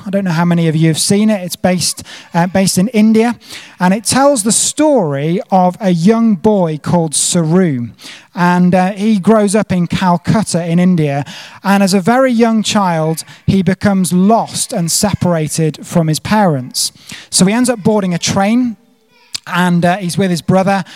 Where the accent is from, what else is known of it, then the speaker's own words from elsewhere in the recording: United Kingdom; moved away as an adult; also born or lived in South Africa; I'm a Brit living abroad